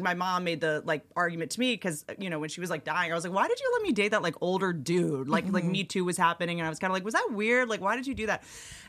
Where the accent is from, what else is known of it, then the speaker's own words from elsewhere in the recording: Roanoke, Virginia, United States; moved away; also born or lived in Boston; I grew up in the South a little bit